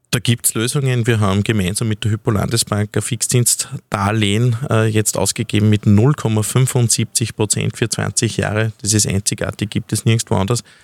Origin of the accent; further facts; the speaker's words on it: Steinhaus, Upper Austria, Austria; in meiner Heimatgemeinde Steinhaus-Bewels